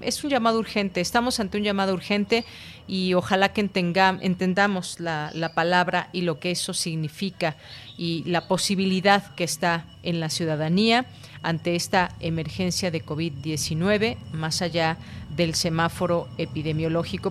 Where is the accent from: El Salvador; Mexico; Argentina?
Mexico